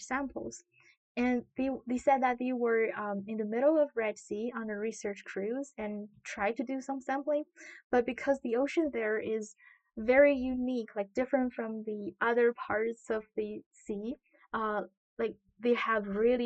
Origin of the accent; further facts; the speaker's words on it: Qingdao, Shandong, China; moved away; I'm from China. The city is called Qingdao, which is a coastal city on the northeastern part of China.